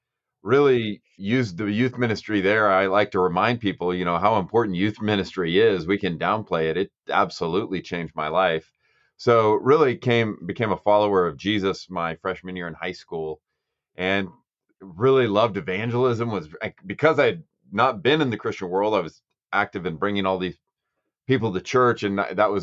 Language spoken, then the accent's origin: English; Lodi, California, United States; I was born and raised in Lodi